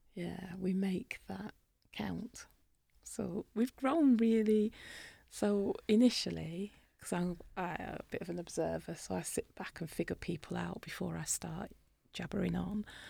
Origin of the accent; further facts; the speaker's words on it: United Kingdom; accent: British; In my British accent